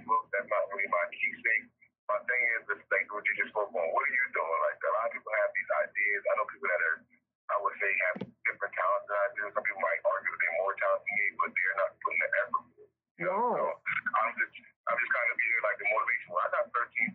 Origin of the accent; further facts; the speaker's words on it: Camden, New Jersey, United States; also born or lived in Fort Lauderdale, Florida; I'm coming from Camden, New Jersey.